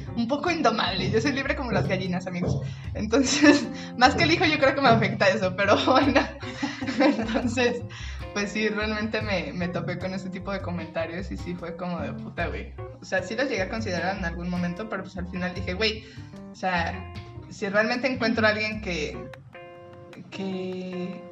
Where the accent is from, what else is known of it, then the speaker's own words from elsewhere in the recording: Guadalajara, Jalisco, Mexico; also born or lived in Tepatitlán; yo soy de Guadalajara, mi familia está en Guadalajara